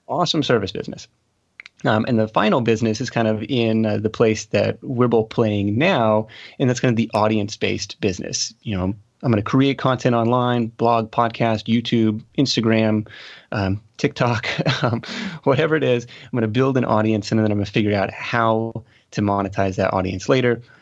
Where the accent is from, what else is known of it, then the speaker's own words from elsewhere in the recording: Seattle, Washington, United States; I grew up outside of, uh, Seattle, Washington